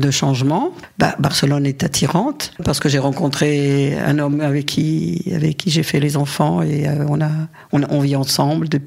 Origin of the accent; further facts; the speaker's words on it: Algeria; born there; j'ai des photos de lui quand je suis née en Algérie.